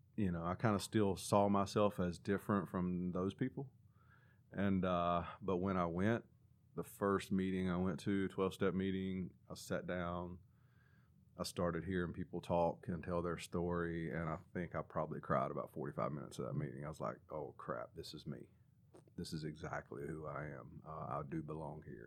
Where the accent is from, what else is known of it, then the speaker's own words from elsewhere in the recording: Claremont, North Carolina, United States; also born or lived in Hickory, North Carolina; Claremont is the little bitty town in Catawba County that I, I grew up